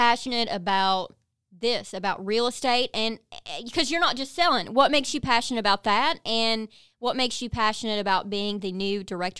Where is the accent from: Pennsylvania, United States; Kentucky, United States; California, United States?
Kentucky, United States; Like, I drive a big old Jeep. I'm from Eastern Kentucky. I was not supposed to do anything like this.